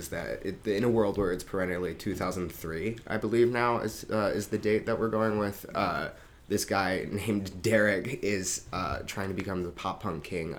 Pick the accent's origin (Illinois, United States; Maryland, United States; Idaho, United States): Maryland, United States; Baltimore; moved away as an adult; now in New York, United States; I'm from Baltimore, Maryland. Went to NYU as well. That's how we know each other. Been living here for 5 years now.